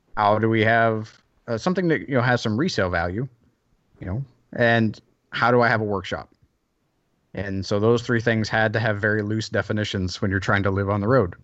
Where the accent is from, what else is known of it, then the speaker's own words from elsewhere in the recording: the South, United States; moved away; also born or lived in Seattle / Belgium; I grew up in the South